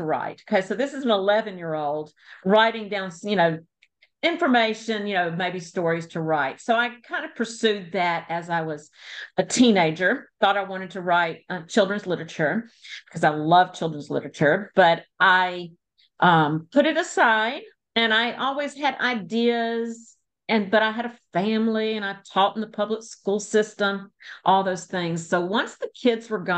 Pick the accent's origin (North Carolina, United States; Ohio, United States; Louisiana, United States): Louisiana, United States; moved away; also born or lived in England / Texas / Mississippi; I live in North Louisiana, and I was born in Louisiana, but I have lived in England, Texas, Mississippi, and we've circled back home